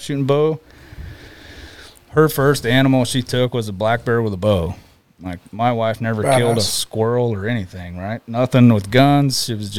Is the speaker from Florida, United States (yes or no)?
yes; Plant City, Florida, United States; moved away as an adult; now in Alaska, United States; So I shot bow as a kid back in Florida, born and raised in Florida.